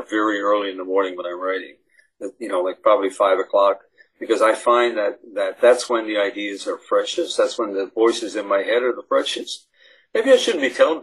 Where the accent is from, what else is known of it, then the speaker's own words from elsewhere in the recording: St. John's, Newfoundland and Labrador, Canada; I'm from St. John's, the capital city.